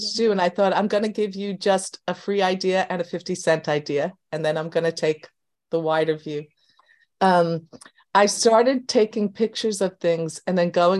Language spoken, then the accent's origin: English; New York City, New York, United States; now in Long Island, United States; I was born in Queens, lived in Queens most of my adult life. I now live on Long Island.